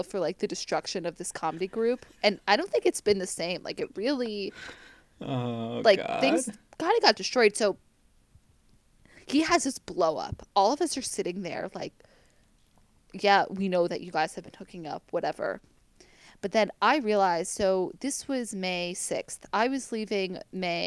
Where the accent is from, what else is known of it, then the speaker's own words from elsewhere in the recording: United States; accent: American; moved away; my sexy American accent